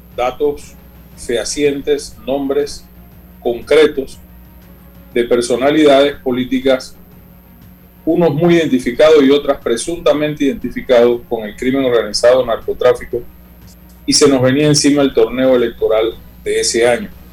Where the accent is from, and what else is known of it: Panama